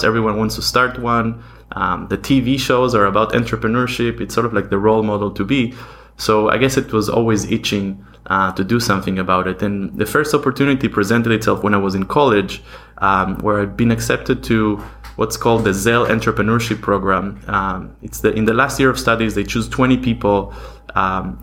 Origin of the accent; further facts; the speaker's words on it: Israel; also born or lived in Argentina; I was born in Argentina and I moved to Israel when I was 8 years old with my family.